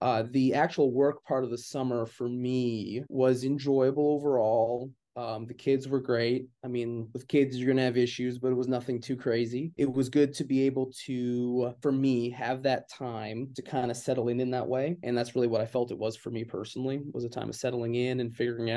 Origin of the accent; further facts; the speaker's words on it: Calgary, Alberta, Canada; moved away as an adult; also born or lived in Indiana, United States; now in Indianapolis, United States; I'm from Canada